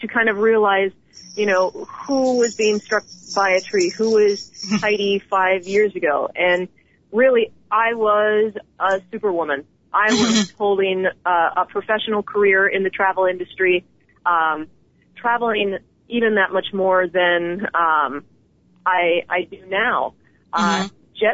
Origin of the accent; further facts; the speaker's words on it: Wisconsin, United States; accent: Midwestern; also born or lived in Boston / South Florida / Madrid, Spain; Oh, I'm a small town girl from the western side of Wisconsin. So occasionally you hear my nasal Midwestern accent come out, but I have lived all over.